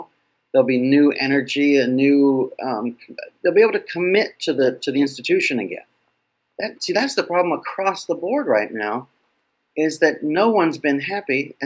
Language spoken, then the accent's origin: English; West Coast, United States; moved away; also born or lived in Boston; I grew up on the West Coast